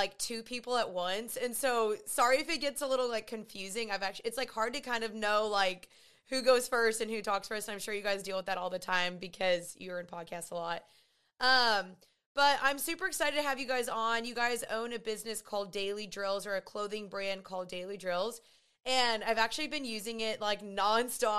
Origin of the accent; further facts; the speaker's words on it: Dallas, Texas, United States; I'm 28 years old. I'm from Dallas